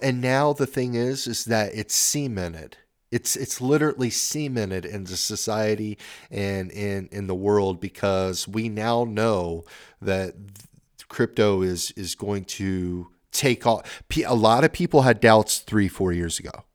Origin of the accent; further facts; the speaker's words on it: Oregon, United States; I'm from Oregon